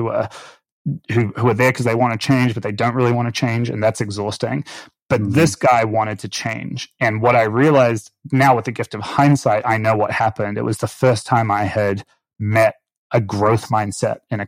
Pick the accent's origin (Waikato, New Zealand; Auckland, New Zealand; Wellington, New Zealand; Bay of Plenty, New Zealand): Auckland, New Zealand; moved away; I grew up in Auckland, New Zealand